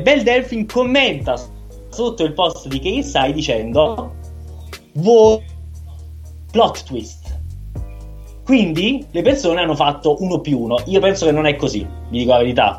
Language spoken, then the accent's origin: Italian; Milan, Lombardy, Italy; In qualità di milanesi